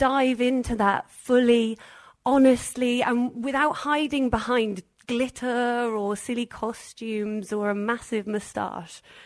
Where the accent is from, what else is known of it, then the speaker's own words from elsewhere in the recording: Wales, United Kingdom; I'm Welsh